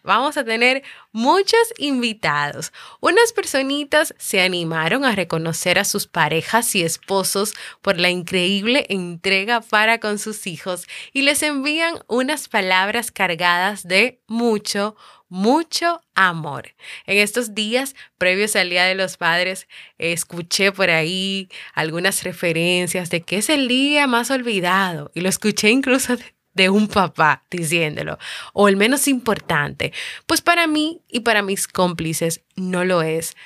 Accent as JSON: {"language": "Spanish", "country": "Dominican Republic", "said": "aquí en mi país, República Dominicana"}